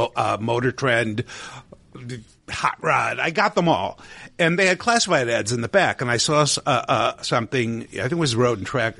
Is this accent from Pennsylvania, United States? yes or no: yes; Scranton, Pennsylvania, United States; I'm a native of northeastern Pennsylvania.